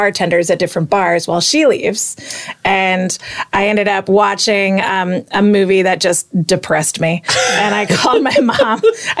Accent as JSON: {"language": "English", "region": "Florida", "country": "United States", "tie": "born or raised there", "also_born_or_lived": "Long Island, New York", "said": "So, I grew up in Florida"}